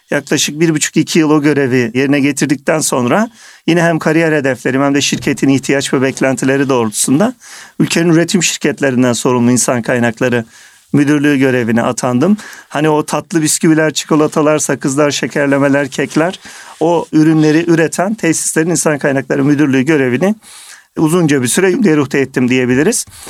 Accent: Kırşehir Province, Turkey; moved away as an adult; also born or lived in Istanbul; Ben 1975 yılında Kırşehir'de doğdum. Orta Anadolu'da.

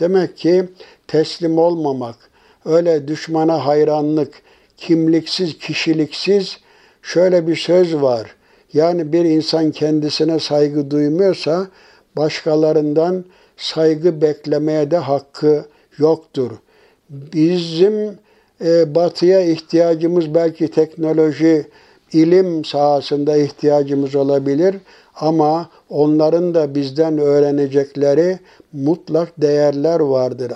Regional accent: Turkey

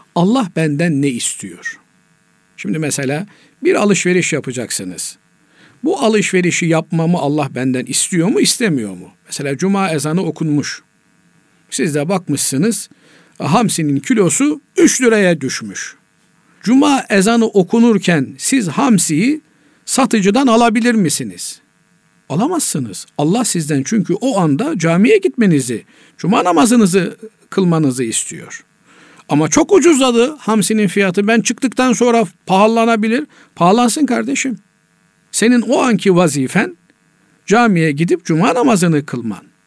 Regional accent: Black Sea Region, Turkey; bizim Karadeniz'de

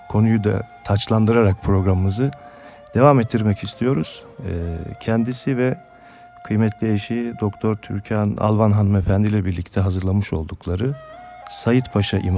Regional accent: Sakarya, Turkey

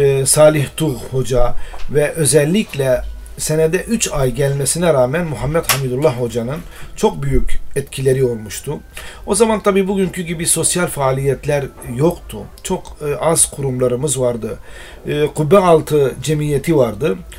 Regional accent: Mardin, Turkey; first language Arabic; Turkish is a second language; moved away as an adult; also born or lived in Istanbul / Konya; Mardin doğumluyum. Ee, Mardin'de e, ilk öğretimimi orada okudum.

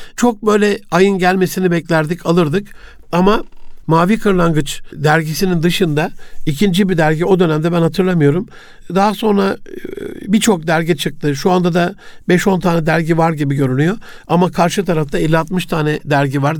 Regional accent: Osmaniye, Turkey; also born or lived in Gaziantep; babamın görevi dolayısıyla Osmaniye'ye tayini çıkmıştı. 67 Antep doğumluyum. 74'te biz Osmaniye'ye geldik

